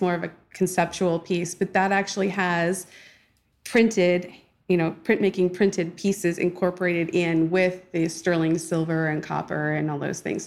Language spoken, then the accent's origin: English; California, United States; moved away as an adult; now in Virginia, United States; I am originally from California, born and raised. I've been living in Virginia now for about fifteen years.